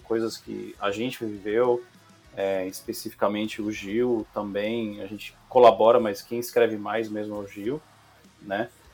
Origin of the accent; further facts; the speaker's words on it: Piracicaba, São Paulo, Brazil; eu sou do interior de Piracicaba, né? Minha mãe também, uhum. família simples